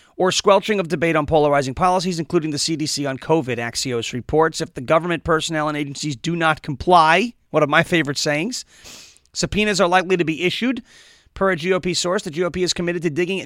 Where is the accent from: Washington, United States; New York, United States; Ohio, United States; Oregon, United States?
New York, United States; I'm from New York and I am Italian